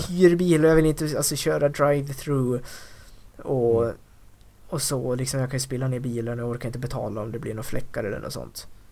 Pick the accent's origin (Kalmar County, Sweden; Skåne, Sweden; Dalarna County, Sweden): Dalarna County, Sweden; de kompisar som jag umgås med hemma i Dalarna